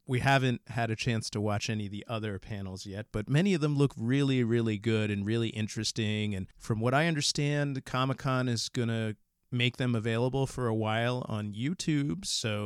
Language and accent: English; New Jersey, United States; accent: New Jersey; I'm going to go back to my New Jersey accent.